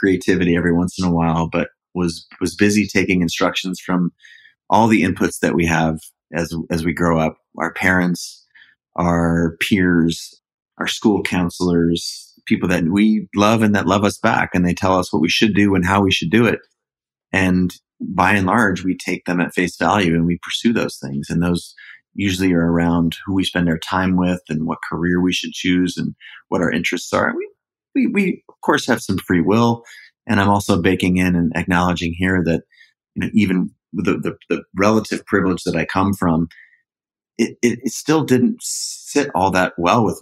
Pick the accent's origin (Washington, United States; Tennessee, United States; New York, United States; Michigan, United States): Washington, United States; Seattle; I was an only child, born and raised in Seattle, up in the northwest corner of the States.